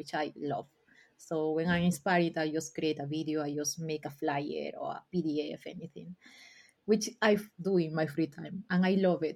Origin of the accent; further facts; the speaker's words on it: Peru; English is a second language; moved away as an adult; now in London, United Kingdom; the first trip that I did in my life outside Peru was for CNCF because I won a scholarship. So I didn't speak English